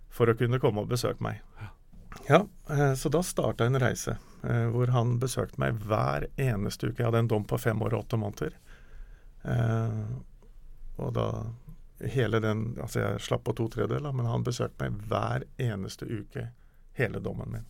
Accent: Snertingdalen, Innlandet, Norway; Jeg kommer jo fra Snertingdalen

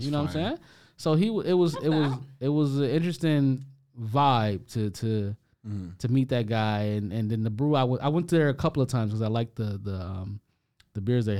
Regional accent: Detroit, Michigan, United States; now in Canada; nobody I grew up with in Detroit

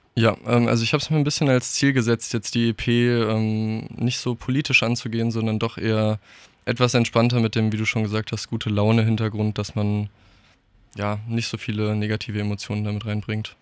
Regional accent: Darmstadt, Hesse, Germany; Also ich bin hier groß geworden, ich durfte hier aufwachsen

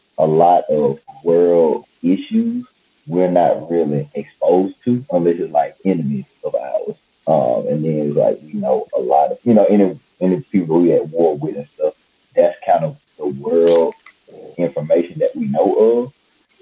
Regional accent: Mississippi, United States; also born or lived in Louisiana; I'm from the South, but you know, I was born in Louisiana and then I grew up in Mississippi

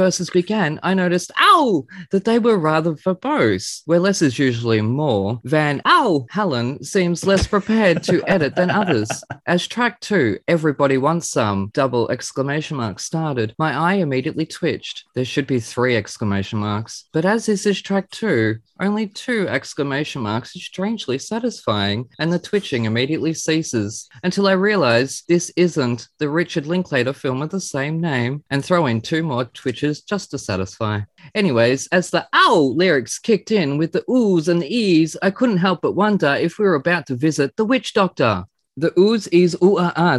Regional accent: Australia; being Australian

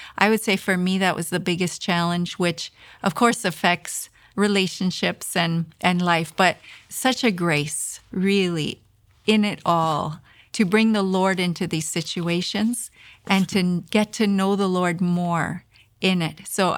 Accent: Canada; Because as a Canadian, I had never experienced anything like that before.

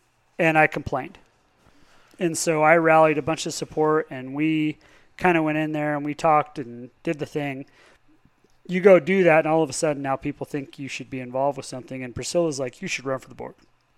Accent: Palisade, Colorado, United States; I grew up actually in the buffer zone. So I was a 36 and 3/10 road, GN4/10. I was out there in the country. So not in the town, but culturally Palisade.

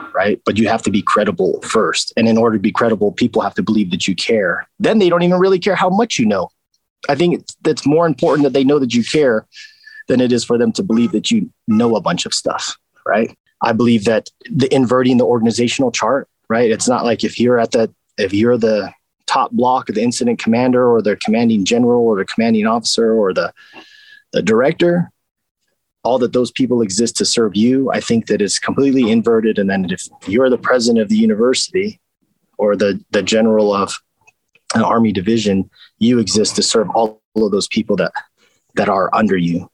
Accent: Las Vegas, Nevada, United States; I grew up in East Las Vegas which was very rural at the time

